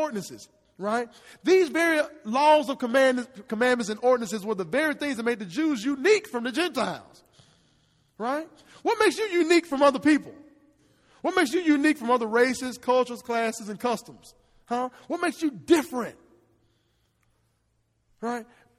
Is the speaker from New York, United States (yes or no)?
no; Hernando, Mississippi, United States; I'm born and raised in Hernando